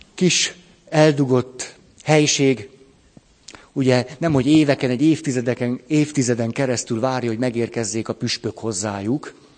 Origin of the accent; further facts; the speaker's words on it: Hungary; hogy magyar vagyok. Istenem, ha nem itt nőttem volna föl